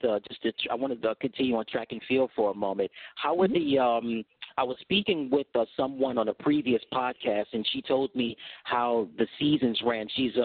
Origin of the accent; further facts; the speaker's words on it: United States; me being American is like we get excited over track and field